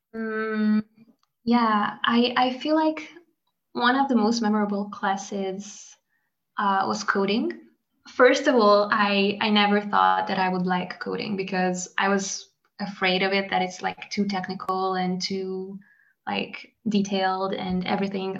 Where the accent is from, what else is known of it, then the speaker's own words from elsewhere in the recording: Hungary; now in France; abroad is also where my home country is from the French point of view